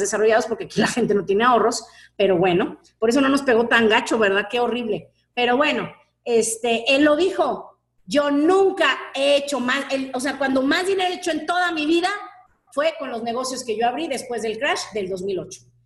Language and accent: Spanish; Mexico; como buena mexicana